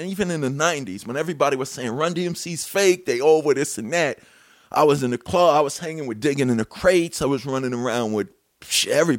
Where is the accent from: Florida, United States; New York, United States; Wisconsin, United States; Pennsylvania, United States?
New York, United States; New York City; 77 WABC, growing up in New York City